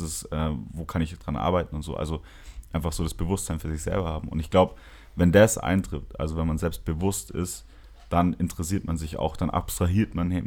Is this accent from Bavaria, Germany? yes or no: yes; Nuremberg, Bavaria, Germany; bei uns in Nürnberg